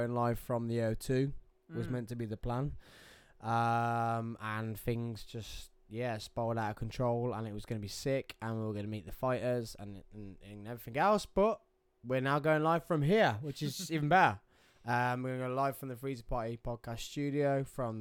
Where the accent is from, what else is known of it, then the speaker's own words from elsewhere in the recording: England, United Kingdom; I'm English, and I'm always going to be English.